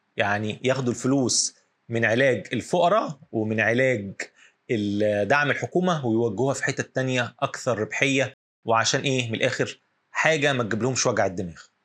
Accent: Egypt; هنا عندنا في مصر

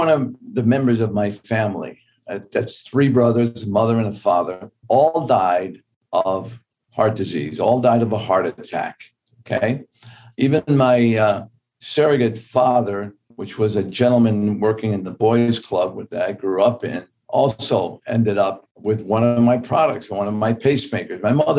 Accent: New York, United States; I grew up in Tips Bay Boys Club in New York.

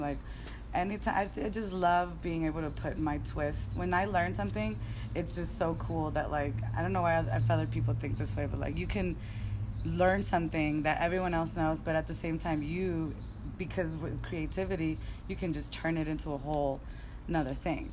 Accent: Los Angeles, California, United States; accent: Valley girl; also born or lived in Mexico / Sacramento; girl, honestly, because I grew up in the Valley.

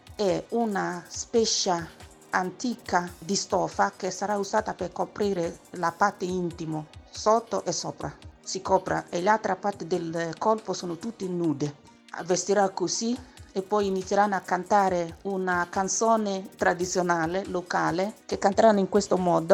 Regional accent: Abakaliki, Ebonyi, Nigeria; Italian is a second language; moved away as an adult; now in Italy; Io vengo da Ebonistetti, nel comune di Abacalichi, in Isi.

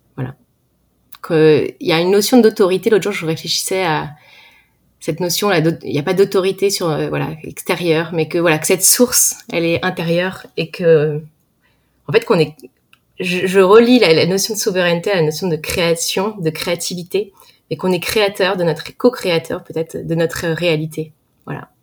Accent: Val-d'Oise, Paris suburbs, Île-de-France, France; je viens du Val d'Oise en France. J'ai grandi en banlieue parisienne

